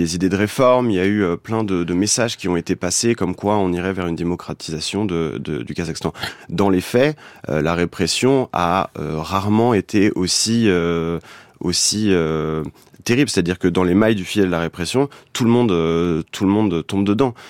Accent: France; je suis français

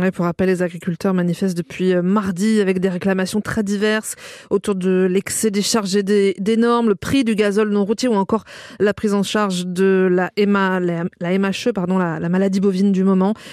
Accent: Occitania, France; chez nous en Occitanie

